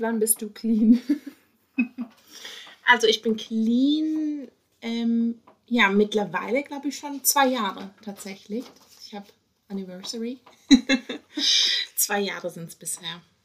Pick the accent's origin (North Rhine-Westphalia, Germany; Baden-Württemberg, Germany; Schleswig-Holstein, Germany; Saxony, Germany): Baden-Württemberg, Germany; Karlsruhe; now in Berlin, Germany; ursprünglich komme ich aus Karlsruhe